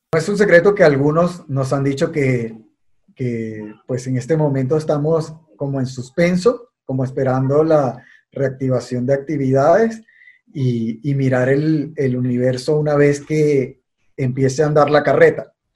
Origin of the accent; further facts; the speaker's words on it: Venezuela; moved away as an adult; now in Colombia; yo soy venezolano y y me formé en el automovilismo venezolano